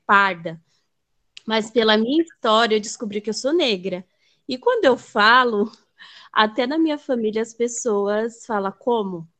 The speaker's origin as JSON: {"language": "Portuguese", "region": "Bahia", "country": "Brazil", "tie": "born or raised there", "also_born_or_lived": "São Paulo", "moved": "yes", "said": "Eu, eu fui criada, nasci na Bahia e fui criada entre Bahia e São Paulo."}